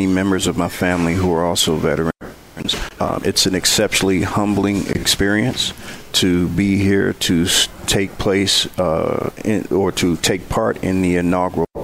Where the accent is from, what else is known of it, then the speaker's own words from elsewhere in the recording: Benton Harbor, Michigan, United States; moved away; also born or lived in Prairie View, Texas; growing up in Benton Harbor